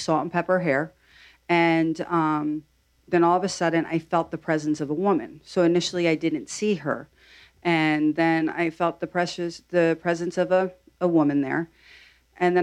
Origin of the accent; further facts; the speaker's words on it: New Jersey, United States; I'm from Jersey